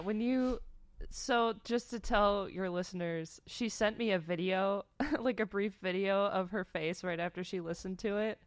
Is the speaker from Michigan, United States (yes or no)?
yes; Michigan, United States; so I grew up in Michigan